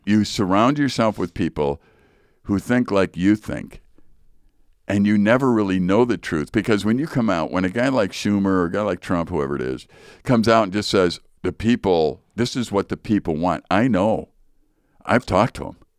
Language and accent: English; Chicago, Illinois, United States; I grew up in Chicago.